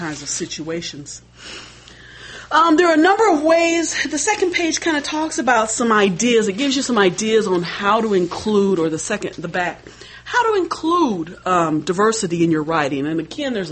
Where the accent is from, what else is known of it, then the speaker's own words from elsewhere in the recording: Des Moines, Iowa, United States; as an African American, I was raised in Des Moines, Iowa.